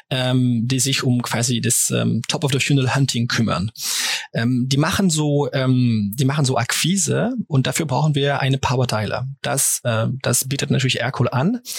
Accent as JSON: {"language": "German", "country": "France", "second_language": "German", "said": "Auf Deutsch ein bisschen äh, zusammen, wie du es erwähnt hast, bin ich Franzose."}